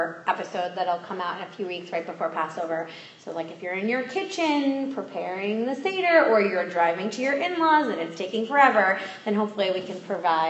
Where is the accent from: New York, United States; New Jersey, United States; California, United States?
New York, United States; Putnam County; But I don't think our Jewish backgrounds could be more different, basically. I grew up in Putnam County, New York.